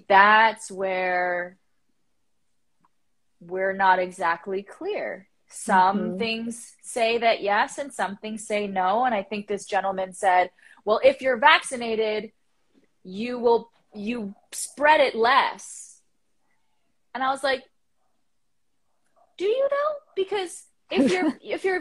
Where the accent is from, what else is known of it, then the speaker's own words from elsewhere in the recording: Canada; as the Canadian